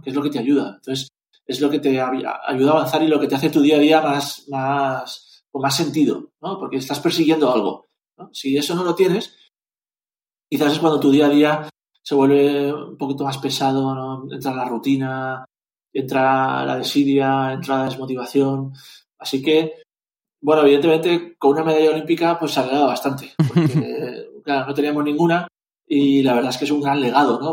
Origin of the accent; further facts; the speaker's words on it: Zaragoza, Aragon, Spain; also born or lived in Valencia; Luego fuimos a vivir a Zaragoza y en Zaragoza empecé a competir de verdad